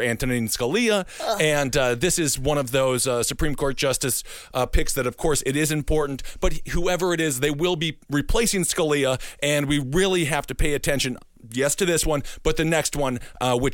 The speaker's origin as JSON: {"language": "English", "region": "Wisconsin", "country": "United States", "tie": "born or raised there", "said": "Wisconsin, my home state"}